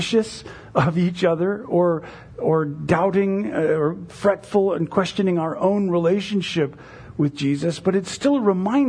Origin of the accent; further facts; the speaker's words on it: United States; American evangelicals